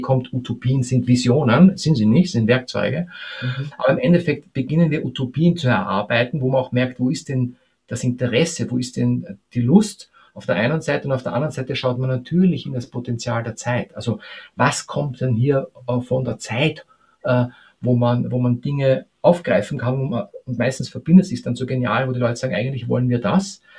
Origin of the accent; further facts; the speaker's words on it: Austria; als Österreicher